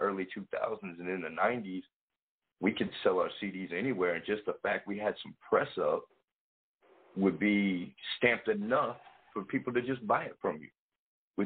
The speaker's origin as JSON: {"language": "English", "town": "Clarksville", "region": "Tennessee", "country": "United States", "also_born_or_lived": "St. Louis", "moved": "yes", "said": "I'm from Clarksville, Tennessee."}